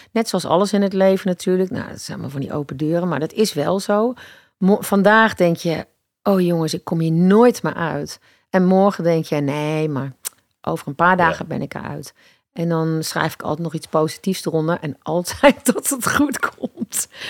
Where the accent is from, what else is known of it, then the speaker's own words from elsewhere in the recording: Eindhoven, North Brabant, Netherlands; moved away; waarom ga ik dan niet gewoon terug naar waar ik vandaan kom? Dus toen ben ik naar Eindhoven gegaan